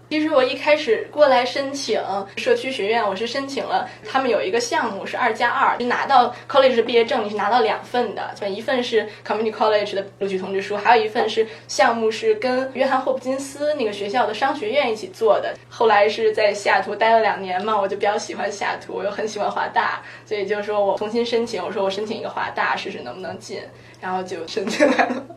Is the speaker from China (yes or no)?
yes; China; moved away; also born or lived in United States; 我作为一个中国人，我对中国历史很熟悉了